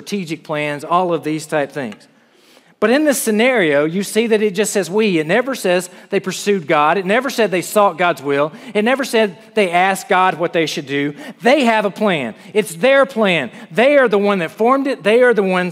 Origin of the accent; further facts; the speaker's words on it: South Carolina, United States; moved away as an adult; I grew up in South Carolina